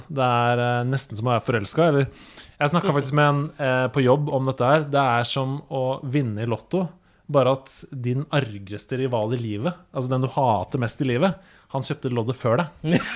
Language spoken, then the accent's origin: Norwegian; Norway; selv om jeg er nordmann.